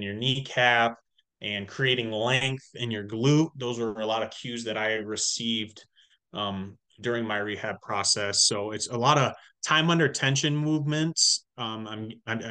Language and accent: English; Michigan, United States; also born or lived in Illinois; when I moved back home to Michigan from Illinois, when I was playing college ball